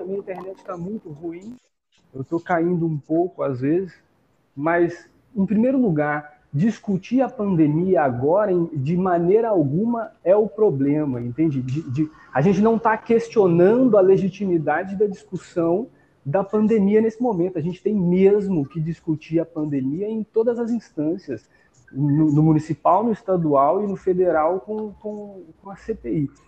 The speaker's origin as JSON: {"language": "Portuguese", "country": "Brazil", "said": "A gente, como brasileiro, como brasileira, como povo brasileiro"}